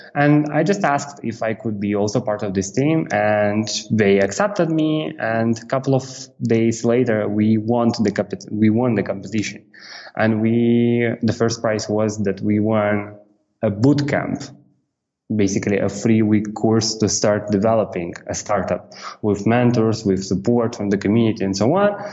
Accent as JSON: {"language": "English", "country": "Moldova", "moved": "as an adult", "said": "I'm from Republic of Moldova. This is Eastern Europe"}